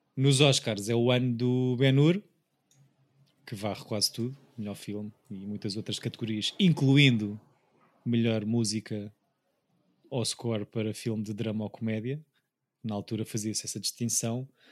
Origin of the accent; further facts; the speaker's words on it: Portugal; para mim como Tuga